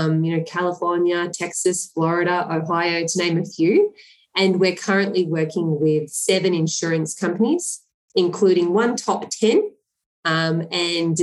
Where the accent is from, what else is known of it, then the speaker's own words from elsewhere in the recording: Melbourne, Victoria, Australia; I actually grew up in the eastern suburbs, so in Mitcham